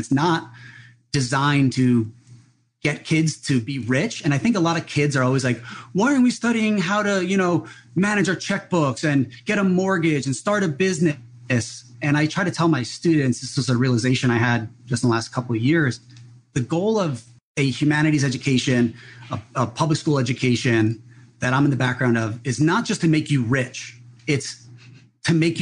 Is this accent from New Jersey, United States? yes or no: yes; New Jersey, United States; now in Big Island of Hawaii, United States; I grew up in New Jersey.